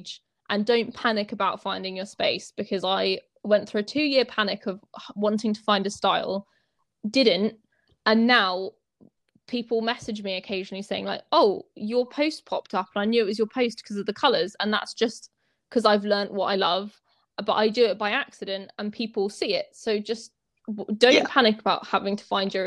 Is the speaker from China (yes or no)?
no; England, United Kingdom; we're both English